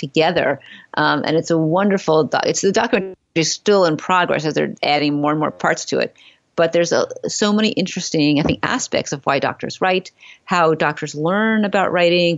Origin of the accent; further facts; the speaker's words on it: New York City, New York, United States; I'm from Manhattan. I don't own a car.